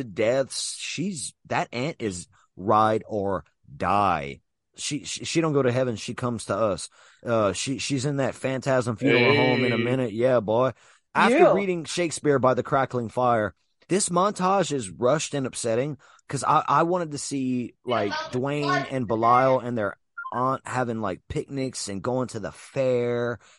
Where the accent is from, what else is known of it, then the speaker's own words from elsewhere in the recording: Louisiana, United States; also born or lived in New York; I'm from Louisiana